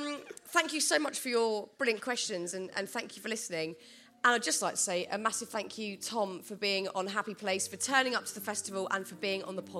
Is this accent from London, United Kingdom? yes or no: yes; London, United Kingdom; I'm from London